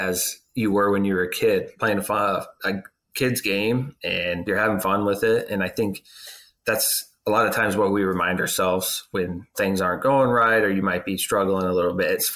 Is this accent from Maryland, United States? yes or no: no; Southern California, United States; moved away as an adult; I'm from Southern California, born and raised there